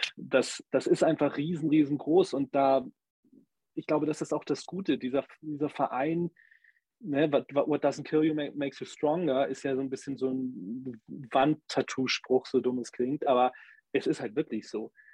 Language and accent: German; Germany; für uns als Deutsche